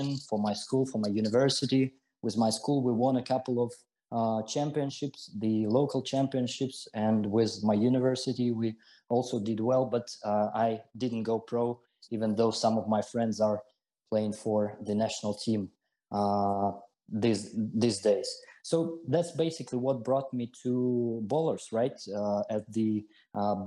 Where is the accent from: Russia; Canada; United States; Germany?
Russia; Siberia; I was born and I grew up in the middle of Siberia